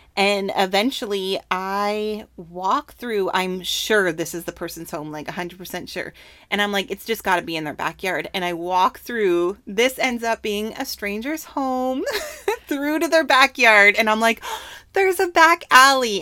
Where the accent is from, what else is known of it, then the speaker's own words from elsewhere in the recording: Canada; moved away; Home country. Oh, Canada